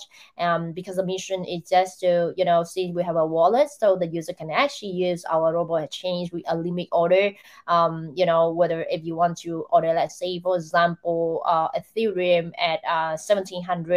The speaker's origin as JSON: {"language": "English", "country": "Vietnam", "said": "Vietnam, where I come from"}